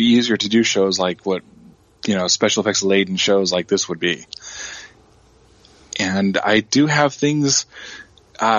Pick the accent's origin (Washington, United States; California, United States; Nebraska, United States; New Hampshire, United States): California, United States; Anaheim; I grew up in Orange County, mostly Anaheim. In fact, I'm still in Anaheim